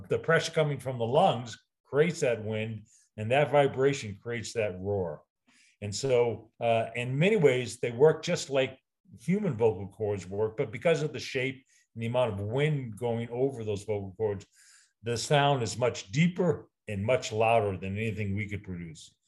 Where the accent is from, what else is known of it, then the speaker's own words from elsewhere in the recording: New England, United States; I'm from New England